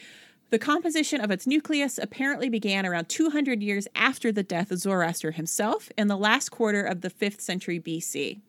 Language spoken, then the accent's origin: English; Philippi, West Virginia, United States; that's like saying that the church that I was raised in Philippi, West Virginia, was the same as like the congregation of the Philippians to whom Paul wrote.